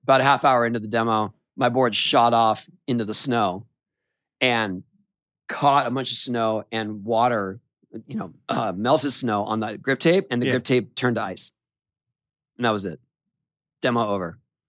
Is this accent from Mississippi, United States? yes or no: no; Boston, Massachusetts, United States; I was like, don't start in on your, I'm from Boston.